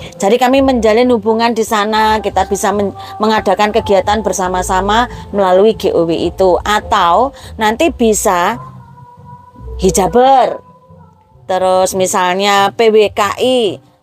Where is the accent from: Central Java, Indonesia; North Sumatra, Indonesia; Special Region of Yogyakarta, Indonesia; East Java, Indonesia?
Central Java, Indonesia; Jumapolo; moved away; also born or lived in Serang; saya asli Jumapolo, tetapi saya merantau ke Serang, lalu kemudian pulang ke Jumapolo lagi tahun 2017